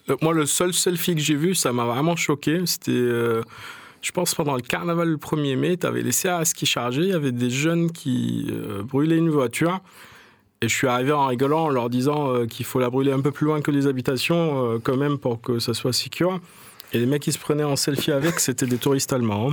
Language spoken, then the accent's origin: French; Marseille, Provence-Alpes-Côte d'Azur, France; j'ai grandi à La Plaine. C'est un quartier que j'adore